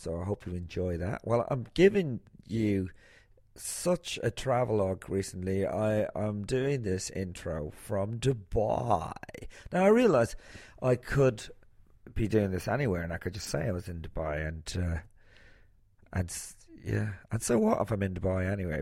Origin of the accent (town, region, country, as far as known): Ireland